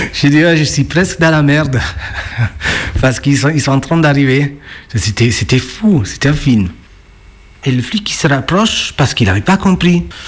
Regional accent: Naples, Campania, Italy; French is a second language; moved away as an adult; now in Lyon, France; je suis italien napolitain même.

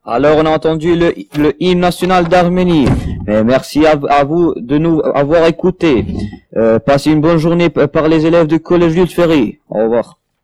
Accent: Morocco; French is a second language; now in France; je suis marocain

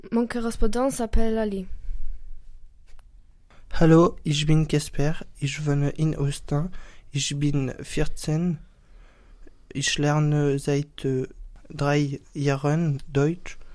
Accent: Mainz, Rhineland-Palatinate, Germany; French is a second language; j'ai 14 ans, je suis de Mayence. J'apprends le français depuis deux ans et demi.

